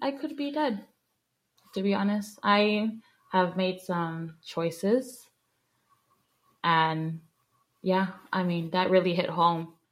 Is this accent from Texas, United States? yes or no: yes; McAllen, Texas, United States; I'm from McAllen, Texas.